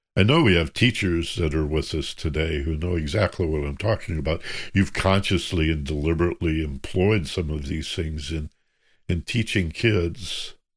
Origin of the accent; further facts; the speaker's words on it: Michigan, United States; I grew up in Michigan